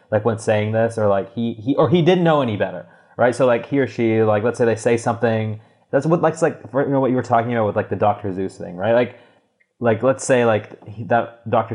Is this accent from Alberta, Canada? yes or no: no; Toronto, Ontario, Canada; moved away; I'm from Toronto originally